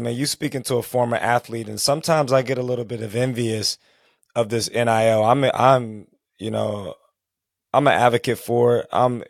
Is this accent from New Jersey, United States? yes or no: no; Texas, United States; moved away as an adult; also born or lived in San Diego; I'm from Texas, went to school in San Diego